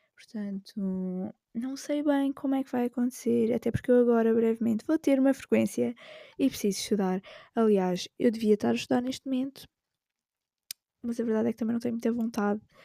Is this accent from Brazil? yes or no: no; Alentejo coast, Portugal; moved away as an adult; now in Lisbon, Portugal; eu não sou de Lisboa, eu sou do litoral alentejano